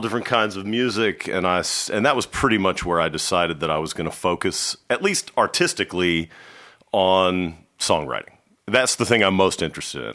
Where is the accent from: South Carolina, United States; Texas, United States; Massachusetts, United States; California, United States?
Texas, United States; Dallas; I, I am from Dallas. I grew up in Dallas.